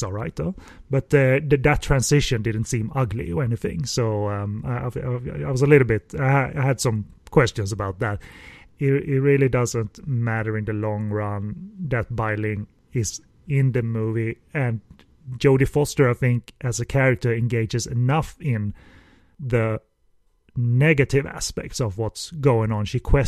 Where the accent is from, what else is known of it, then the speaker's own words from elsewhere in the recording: Hong Kong; I came from Hong Kong. Melodrama is our bread and butter, so I can cry if you like.